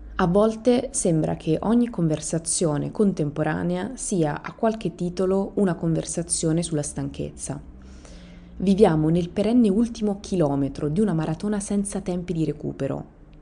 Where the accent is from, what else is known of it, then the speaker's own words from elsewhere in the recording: Italy; Io sono italiana.